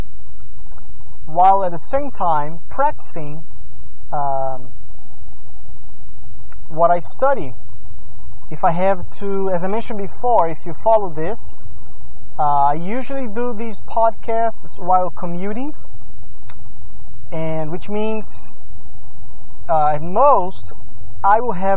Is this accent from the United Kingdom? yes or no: no; Brazil; moved away; I grew up in Brazil